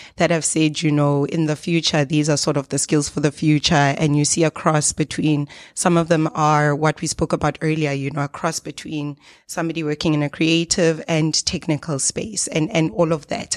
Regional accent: South Africa; we are from South Africa

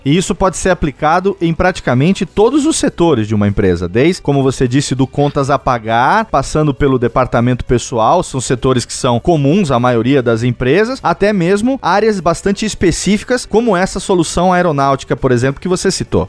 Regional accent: interior of São Paulo, Brazil; moved away; Eu moro no interior de São Paulo, voltei aqui para minha terra natal e aqui eu percebo, eu fiquei 20 anos fora daqui

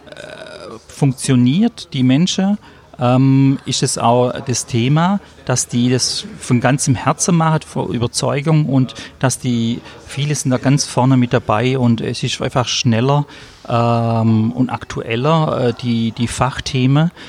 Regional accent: Kirchheim unter Teck, Baden-Württemberg, Germany; Äh, ich bin 51 Jahre alt, ich bin aus Kirchheim unter Tech, das ist bei Stuttgart.

